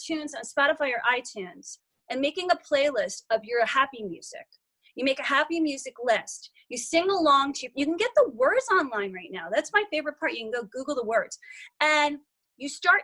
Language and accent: English; Short Hills, New Jersey, United States; now in Los Angeles, United States; I grew up in Short Hills, New Jersey, one of the wealthiest suburbs on the East Coast